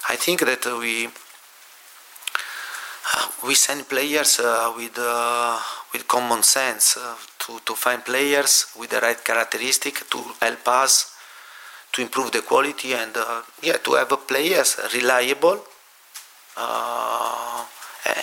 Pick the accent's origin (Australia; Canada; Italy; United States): Italy; Lecce, Apulia; now in London, United Kingdom; where I was born in Lecce